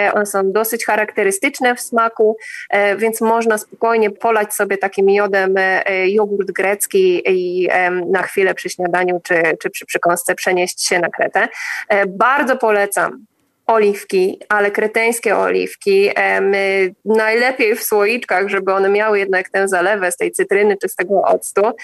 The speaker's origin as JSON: {"language": "Polish", "country": "Poland", "moved": "yes", "lives_now": "Crete, Greece", "said": "my mówimy, że z Polski"}